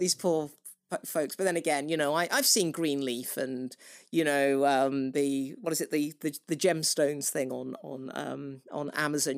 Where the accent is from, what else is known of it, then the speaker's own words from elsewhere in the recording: United Kingdom; I am British